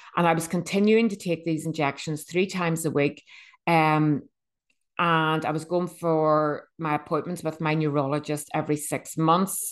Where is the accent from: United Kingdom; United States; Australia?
United Kingdom; Bangor, Northern Ireland; I am from Northern Ireland. um, a little seaside town called B-, Bangor.